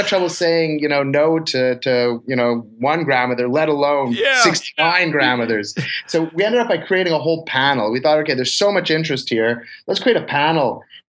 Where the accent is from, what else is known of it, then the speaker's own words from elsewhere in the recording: Montreal, Quebec, Canada; It is my hometown. Yeah, you know, it was very natural.